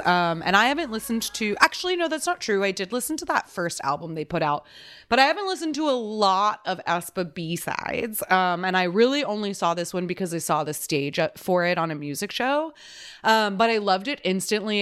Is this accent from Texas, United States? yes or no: yes; Texas, United States; I'm from Texas